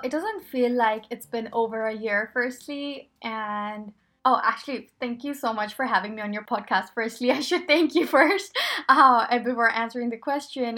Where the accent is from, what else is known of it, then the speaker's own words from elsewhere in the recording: Pakistan; moved away; I grew up in Pakistan